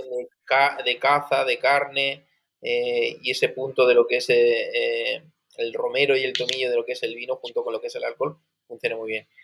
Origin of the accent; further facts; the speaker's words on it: Region of Murcia, Spain; yo soy murciano